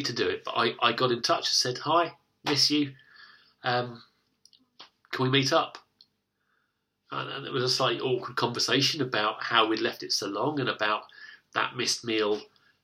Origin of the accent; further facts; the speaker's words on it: United Kingdom; the difficulty that I have as a British man is that I've been brought up to be self-reliant. I've been brought up in a nation that's lucky enough to have the welfare state.